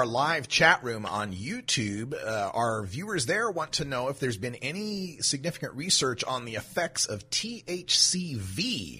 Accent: Oregon, United States; the first one comes from my home state of Oregon, where our Measure 91 mandated a earmark of money

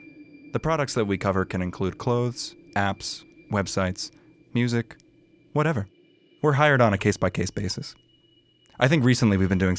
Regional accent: Acapulco, Guerrero, Mexico; I am from Acapulco.

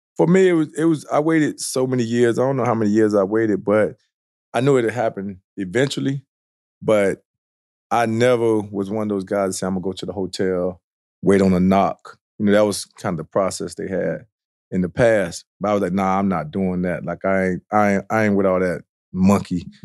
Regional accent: South Florida, United States; I grew up in South Florida

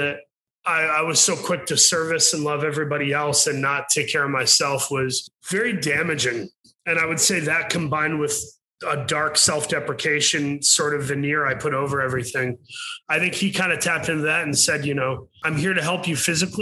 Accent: Saginaw, Michigan, United States; I'm from Saginaw, Michigan

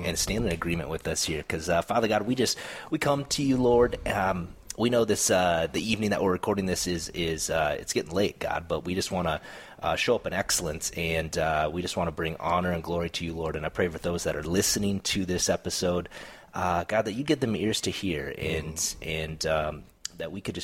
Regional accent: South Dakota, United States; moved away; I grew up in South Dakota

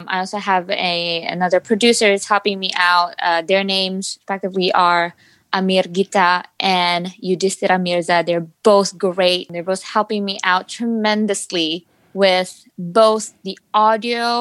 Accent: Indonesia; now in Los Angeles, United States; from Indonesia, born and raised there. I moved to Los Angeles in 2014

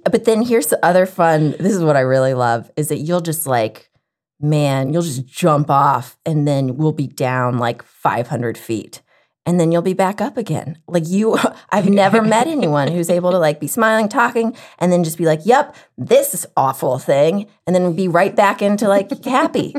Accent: the South, United States; growing up in the South

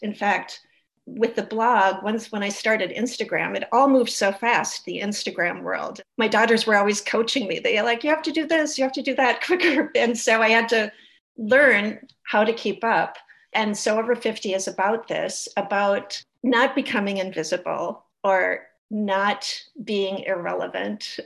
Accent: St. Paul, Minnesota, United States; I live in St. Paul

